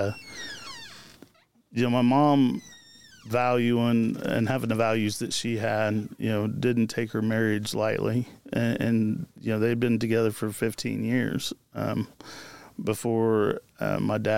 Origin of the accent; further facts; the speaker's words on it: Marion, Indiana, United States; also born or lived in Jonesboro, Indiana / Florida; I'm originally from Marion, Indiana. That's where I'm born and raised